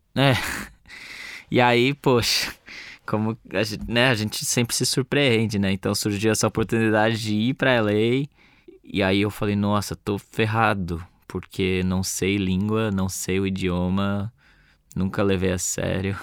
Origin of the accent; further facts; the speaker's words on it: Brazil; como brasileiro